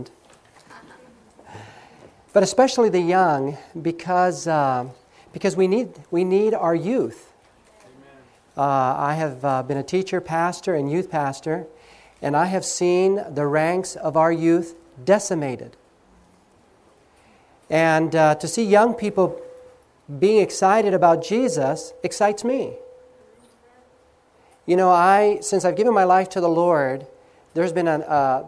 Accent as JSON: {"language": "English", "region": "Southern California", "country": "United States", "tie": "born or raised there", "moved": "as an adult", "said": "I grew up in Southern California. This is my state"}